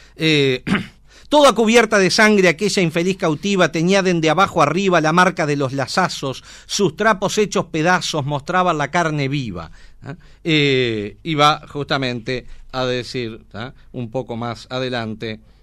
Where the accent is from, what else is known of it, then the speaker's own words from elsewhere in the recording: Trinidad, Flores, Uruguay; Yo soy de Trinidad.